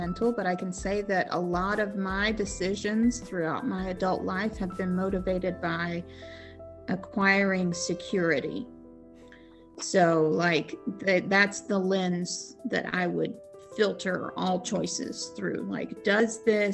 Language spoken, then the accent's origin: English; Northwest Arkansas, United States; I grew up in Northwest Arkansas